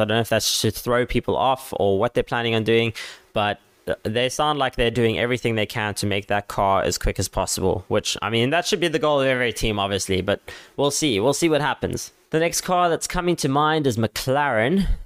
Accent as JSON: {"language": "English", "country": "South Africa", "said": "I'm a South African guy"}